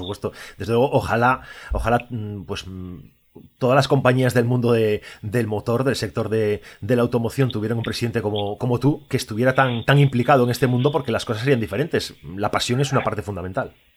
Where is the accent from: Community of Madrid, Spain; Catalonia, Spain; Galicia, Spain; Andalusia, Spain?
Galicia, Spain; yo como gallego